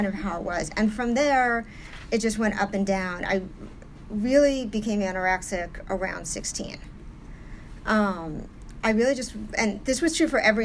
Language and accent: English; New York City, New York, United States; I'm from New York originally. I was born and raised in New York, primarily in the 80s on the Upper East Side